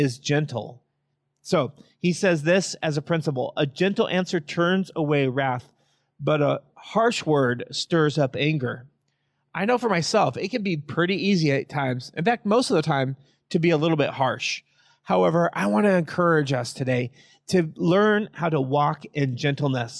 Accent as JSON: {"language": "English", "area": "Yakima Valley", "region": "Washington", "country": "United States", "tie": "born or raised there", "said": "I was raised in the Yakima Valley"}